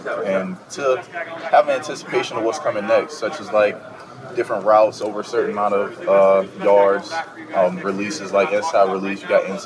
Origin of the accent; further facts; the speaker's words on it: Kingstree, South Carolina, United States; where I come from King Street, South Carolina, a small rural town area